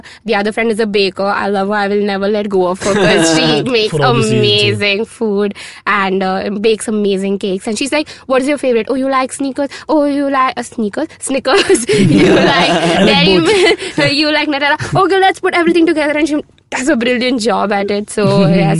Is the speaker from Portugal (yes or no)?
no; South India, India; now I'm South Indian